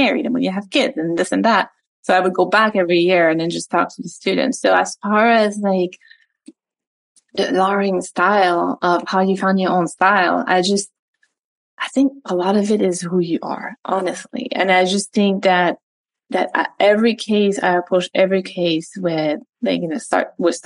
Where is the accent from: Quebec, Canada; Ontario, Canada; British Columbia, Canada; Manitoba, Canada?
Quebec, Canada; Montreal; first language French; English is a second language; moved away as an adult; now in United States; So I was recruited to play tennis for USF when I was 19, 18, from Montreal. So spoke French my entire life. That was my first language.